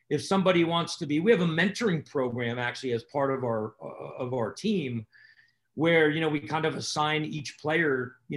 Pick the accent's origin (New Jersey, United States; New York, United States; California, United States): New Jersey, United States; I'm from New Jersey.